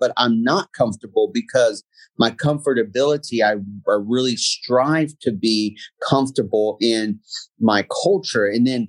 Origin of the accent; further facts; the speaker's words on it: Germany; born there; My dad was in the military. I was born in Germany.